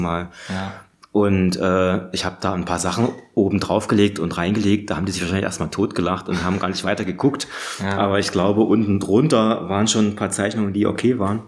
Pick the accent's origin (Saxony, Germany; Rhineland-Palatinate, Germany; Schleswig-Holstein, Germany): Saxony, Germany; Radeberg; now in Berlin, Germany; ich komme aus Radeberg in der Nähe von Dresden